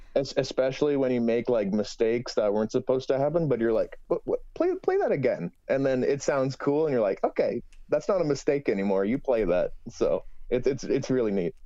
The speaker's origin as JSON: {"language": "English", "town": "Toronto", "region": "Ontario", "country": "Canada", "said": "I'm from Toronto"}